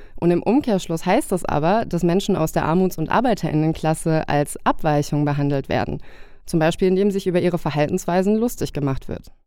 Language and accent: German; Koblenz, Rhineland-Palatinate, Germany; in meiner Heimatstadt Koblenz